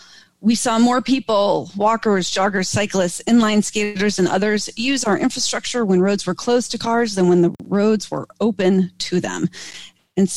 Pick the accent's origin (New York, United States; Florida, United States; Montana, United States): New York, United States; Rochester; also born or lived in New England; I grew up in New England, and then across the lake from Toronto in Rochester, New York, and upstate New York.